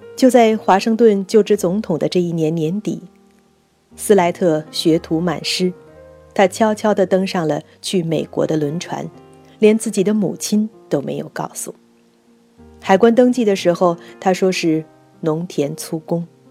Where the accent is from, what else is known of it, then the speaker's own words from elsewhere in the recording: China; 我们中国人似乎应该由此汲取一些经验教训。